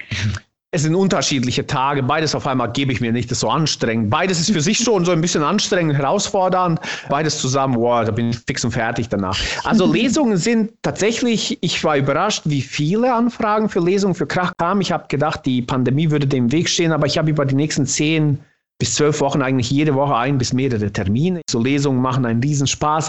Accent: Bosnia & Herzegovina; first language Bosnian; German is a second language; now in Germany; ich bin tatsächlich in meiner Muttersprache im Bosnischen bin ich ein krasser Dialektsprecher

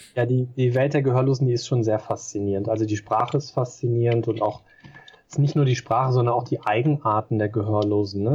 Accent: Germany; ich bin hier halt zu Hause, ich bin Deutscher

